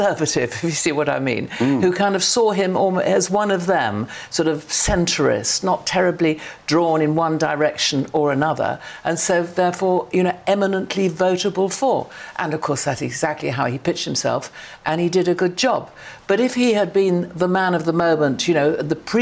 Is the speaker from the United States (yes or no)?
no; Sheffield, Yorkshire and the Humber, United Kingdom; I come from Sheffield, so I come from, if you like, a red wall.